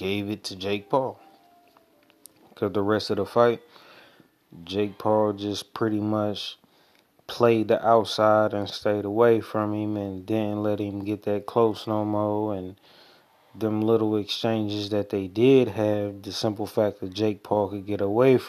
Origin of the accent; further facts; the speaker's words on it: Oakland, California, United States; I'm from East Oakland, California